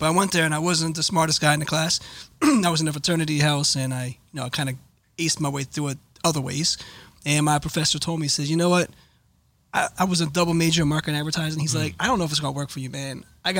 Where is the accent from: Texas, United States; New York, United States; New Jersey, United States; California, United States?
New Jersey, United States; Cherry Hill; Cherry Hill. I was the only guy I know that listened to hip hop.